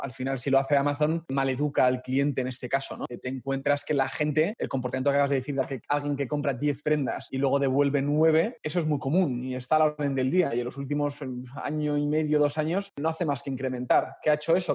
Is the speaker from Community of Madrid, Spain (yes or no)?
yes; Madrid, Community of Madrid, Spain; yo soy madrileño